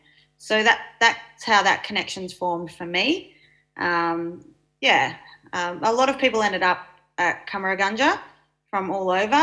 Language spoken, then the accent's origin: English; Mornington Peninsula, Victoria, Australia; also born or lived in Benalla, Victoria / northern New South Wales; I'm a Yorta Yorta Dja Dja Wurrung woman living down on Bunurong country on the Mornington Peninsula. I grew up here most of my life. I was born in Benalla and then moved to northern New South Wales and, yeah, back here in Vic